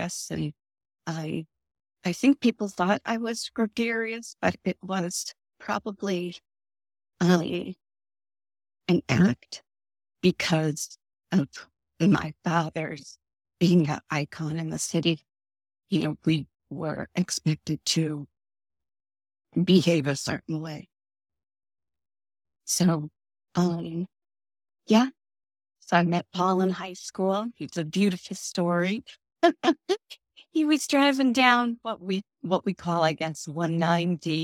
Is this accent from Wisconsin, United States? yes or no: no; Worcester, Massachusetts, United States; I did grow up in Worcester, Massachusetts